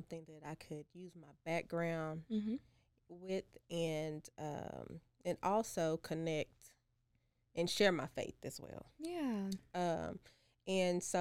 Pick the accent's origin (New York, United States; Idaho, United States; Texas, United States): Texas, United States; Corsicana; moved away as an adult; now in Waco, United States; I'm from Corsicana